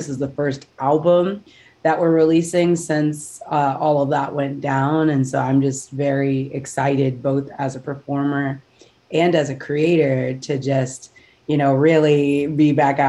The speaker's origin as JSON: {"language": "English", "town": "Houston", "region": "Texas", "country": "United States", "tie": "born or raised there", "said": "So I grew up in Houston, Texas, and I've been singing since I was 5 years old. I started off in the church and then went to school choirs and did competitive choirs all through school."}